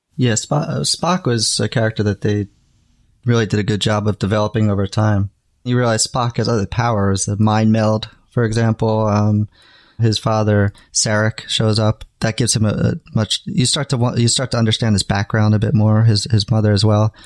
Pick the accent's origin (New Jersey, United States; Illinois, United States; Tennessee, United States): New Jersey, United States; moved away as an adult; also born or lived in New York; now in Japan; I grew up in New Jersey, and I had moved to New York